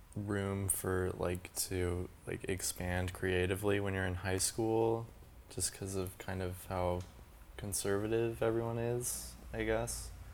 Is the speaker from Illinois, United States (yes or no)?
no; Provo, Utah, United States; I'm from Provo, Utah, which is where BYU is